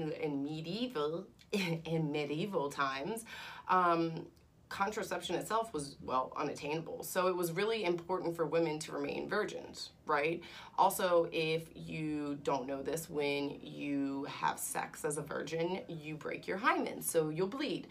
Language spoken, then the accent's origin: English; United States; I'm American